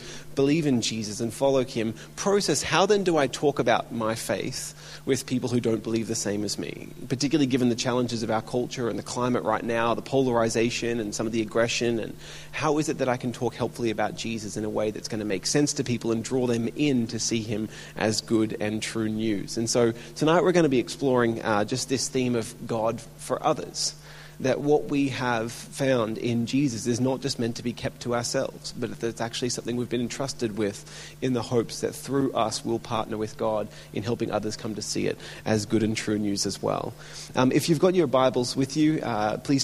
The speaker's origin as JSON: {"language": "English", "town": "Melbourne", "region": "Victoria", "country": "Australia", "tie": "born or raised there", "moved": "yes", "lives_now": "Brisbane, Australia", "said": "my hometown in Melbourne. So I've been for the last 25 years in exile, living up in Brisbane"}